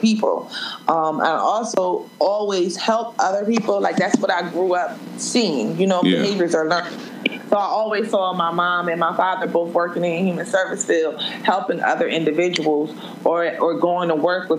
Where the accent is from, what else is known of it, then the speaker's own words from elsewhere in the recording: Trenton, New Jersey, United States; now in Atlanta, United States; I'm originally from Trenton, New Jersey. Grew up in a single mother household with my two older brothers